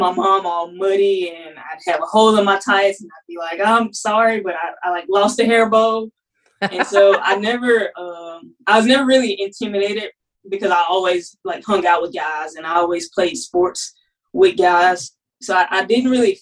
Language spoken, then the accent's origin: English; Mississippi, United States; moved away as an adult; now in Alabama, United States; I'm from Mississippi originally. So I came to Alabama